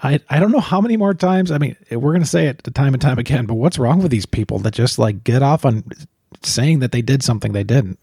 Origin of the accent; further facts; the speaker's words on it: Chicago, Illinois, United States; we're from Chicago